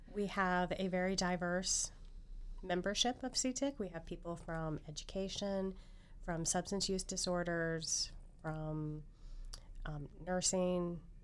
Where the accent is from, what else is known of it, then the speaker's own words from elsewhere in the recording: Coolville, Ohio, United States; I was born and raised in Coolville, and I went to Ohio University